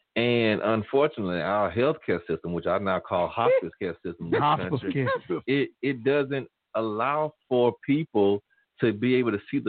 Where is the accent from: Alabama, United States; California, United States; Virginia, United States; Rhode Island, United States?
Alabama, United States; Tuskegee; I'm from Tuskegee